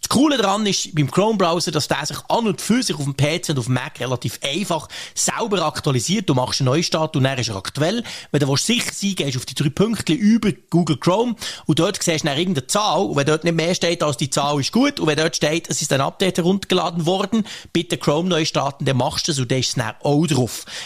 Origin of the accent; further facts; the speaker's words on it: Bern, Switzerland; ich bin ja mega geduldig als Berner